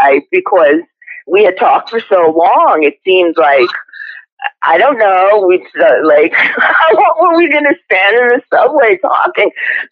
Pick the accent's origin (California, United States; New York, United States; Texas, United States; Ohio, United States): New York, United States; Forest Hills; Yes, I'm from Forest Hills, New York